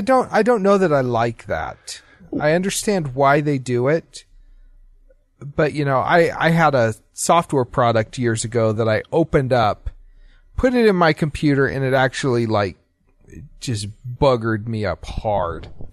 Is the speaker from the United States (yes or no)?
yes; Utah, United States; also born or lived in Idaho; I grew up in Utah